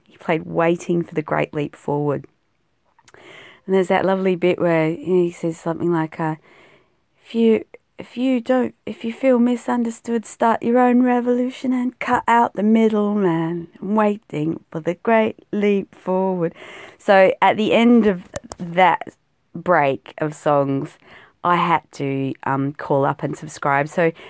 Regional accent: South Australia, Australia; used to think, you know, living out in South Australia, particularly South Australia of Australia, we're more British than the Brits

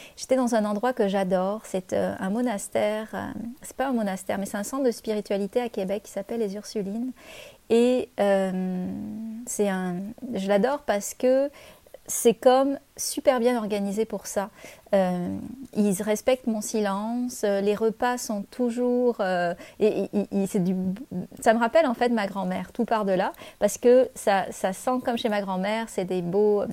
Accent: France; moved away as an adult; now in Canada

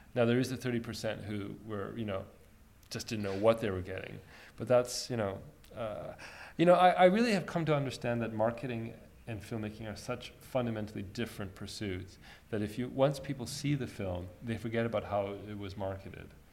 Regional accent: Egypt; moved away; I was born in Egypt

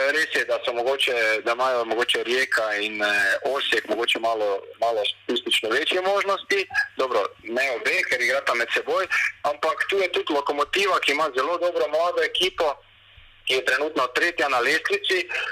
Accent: Maribor, Slovenia; moved away as an adult; now in Croatia; prihajam iz Maribora

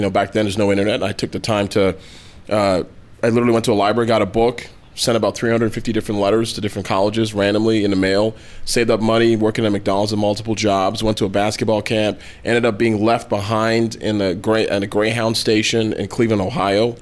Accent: Toronto, Ontario, Canada; now in United States; I was born and raised in Toronto, Canada, to Nigerian parents

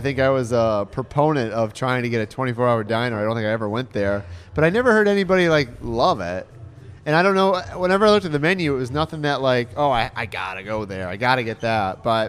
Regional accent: Michigan, United States; now in Central Florida, United States; where I grew up in Michigan.

